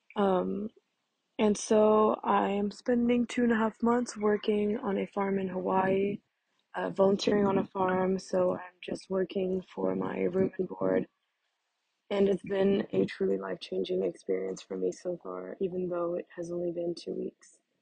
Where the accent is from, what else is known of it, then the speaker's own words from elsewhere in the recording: Monaco; moved away as an adult; also born or lived in Barcelona; I'm American but born and raised in Monaco